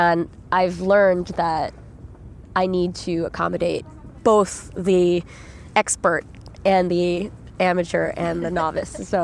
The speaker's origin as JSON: {"language": "English", "region": "Northern California", "country": "United States", "tie": "born or raised there", "said": "as a Filipino American child in Northern California"}